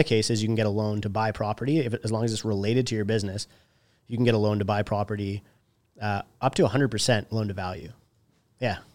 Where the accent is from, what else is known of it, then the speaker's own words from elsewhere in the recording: a small town north of Toronto, Ontario, Canada; I come from a small town north of Toronto and like all my friends in my hometown are from, or uh, work in the trades